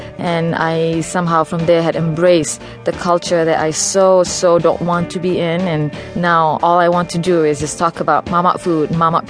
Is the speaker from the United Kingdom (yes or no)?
no; Malaysia; moved away; growing up in Malaysia